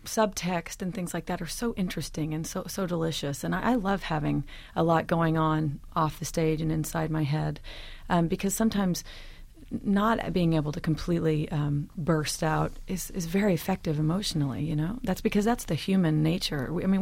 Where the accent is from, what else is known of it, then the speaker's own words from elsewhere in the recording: Elk City, Oklahoma, United States; I didn't grow up with live theater at all, but I grew up with movie musicals. And, of course, I'm from Oklahoma, so the musical Oklahoma was the first thing I ev